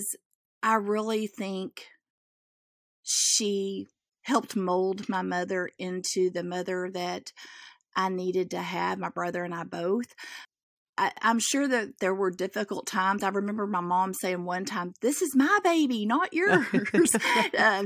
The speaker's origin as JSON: {"language": "English", "region": "Central Texas", "country": "United States", "tie": "born or raised there", "said": "I'm a country girl, as they come, probably. I grew up in Central Texas"}